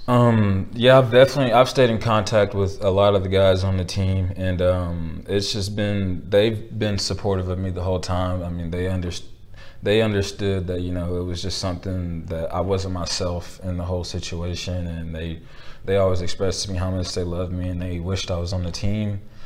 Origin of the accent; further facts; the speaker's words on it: Belton, Texas, United States; my hometown